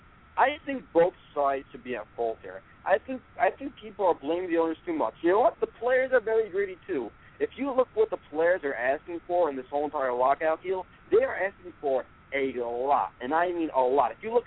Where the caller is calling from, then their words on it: Brooklyn, New York, United States; from Brooklyn, New York.